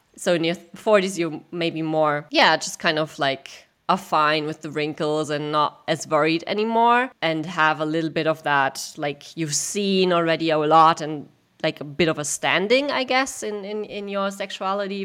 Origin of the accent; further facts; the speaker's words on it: Germany; I grew up in Germany